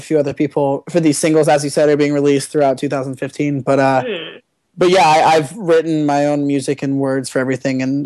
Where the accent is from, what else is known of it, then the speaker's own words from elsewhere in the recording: Ohio, United States; now in Malibu, United States; growing up in Ohio and then moving to Malibu, moving to California